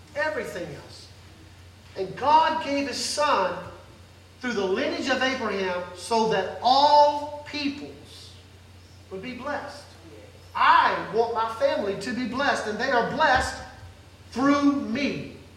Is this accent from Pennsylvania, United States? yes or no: no; Mississippi, United States; I grew up very poor in Mississippi